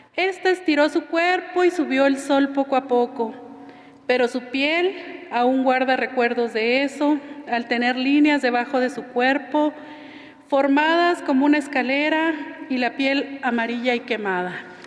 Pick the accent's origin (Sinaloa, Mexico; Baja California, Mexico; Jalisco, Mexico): Baja California, Mexico; nos adecuamos a las leyes mexicanas porque estamos en México, pero dentro de nuestro pueblo somos una nación